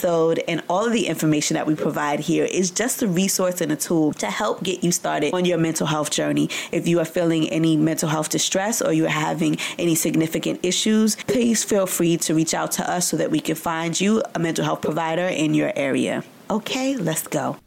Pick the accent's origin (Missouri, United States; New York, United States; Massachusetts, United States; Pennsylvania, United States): New York, United States; New York City; born or raised there